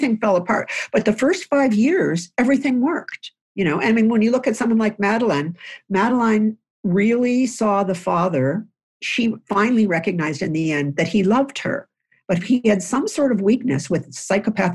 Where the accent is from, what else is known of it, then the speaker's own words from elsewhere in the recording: Lewiston, New York, United States; I grew up in a house in Lewiston, New York, which is on the Niagara River connecting to Canada